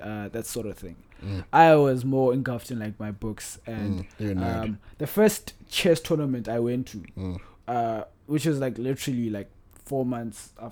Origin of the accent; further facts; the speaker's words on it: Polokwane, Limpopo, South Africa; now in Cape Town, South Africa; I grew up in Polokwane, product of a Pedi man and a Pedi lady